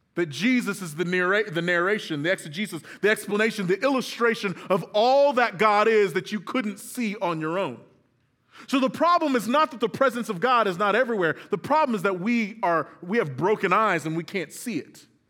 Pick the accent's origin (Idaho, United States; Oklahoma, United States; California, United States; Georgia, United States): Oklahoma, United States; Moore; grew up in Moore, Oklahoma